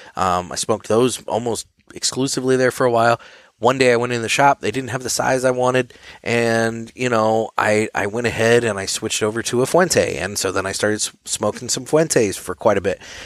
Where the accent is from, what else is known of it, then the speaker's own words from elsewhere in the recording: St. Louis, Missouri, United States; We're two guys from Saint Louis